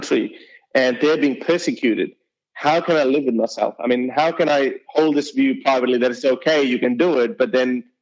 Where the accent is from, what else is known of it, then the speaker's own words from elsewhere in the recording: Lahore, Punjab, Pakistan; accent: Urdu accent; now in Australia; Now people can hear my accent with the Urdu accent, and they can tell that I do belong from Punjab and Lahore, Pakistan.